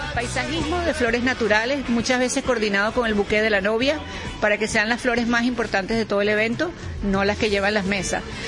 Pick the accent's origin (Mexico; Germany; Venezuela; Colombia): Venezuela; moved away as an adult; now in Madrid, Spain; los que estamos sufriendo las consecuencias somos los propios venezolanos.